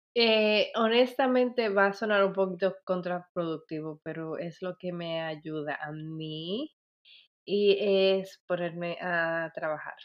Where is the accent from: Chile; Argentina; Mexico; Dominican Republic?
Dominican Republic; moved away; que es en mi país, República Dominicana